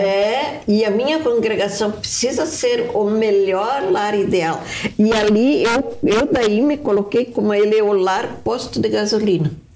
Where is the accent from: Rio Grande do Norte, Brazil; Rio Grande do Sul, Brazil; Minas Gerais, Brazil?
Rio Grande do Sul, Brazil; Horizontina; now in Curitiba, Brazil; Eu sou de Curitiba, sou natural do Rio Grande do Sul, né, de Horizontina, é mas em Curitiba há muitos anos